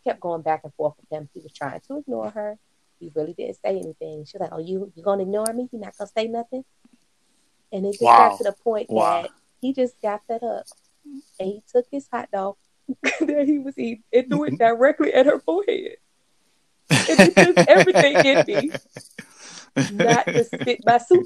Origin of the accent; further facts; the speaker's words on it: Virginia, United States; now in North Carolina, United States; I'm from Virginia